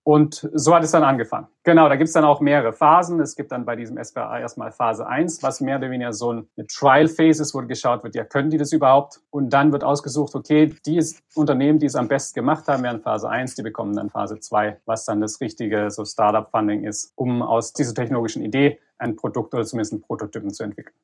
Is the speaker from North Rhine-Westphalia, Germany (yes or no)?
no; Reutlingen, Baden-Württemberg, Germany; moved away as an adult; also born or lived in Leipzig; now in Stanford, United States; gebürtiger Reutlinger im Schwabenland